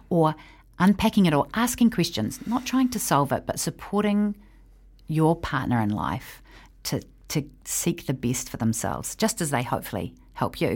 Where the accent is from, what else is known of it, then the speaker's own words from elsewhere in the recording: New Zealand; I am a New Zealander who lives here